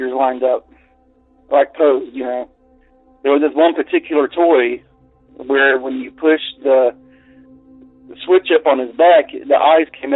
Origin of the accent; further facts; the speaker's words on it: Central Florida, United States; I grew up in Central Florida in rural areas